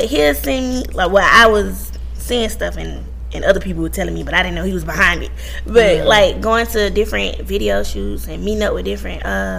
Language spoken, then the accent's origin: English; Albany, Georgia, United States; moved away as an adult; now in Atlanta, United States; I'm from Albany, Georgia.